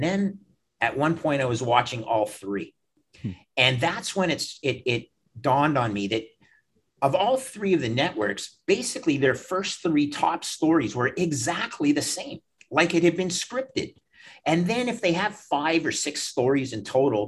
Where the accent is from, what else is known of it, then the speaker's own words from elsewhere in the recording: Canada; also born or lived in Toronto; I'm a Canadian